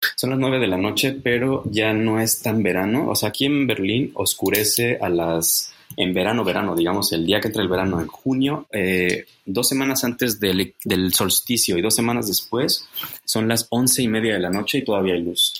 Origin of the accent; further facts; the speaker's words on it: Mexico; moved away as an adult; now in Germany; yo soy mexicano, nací en México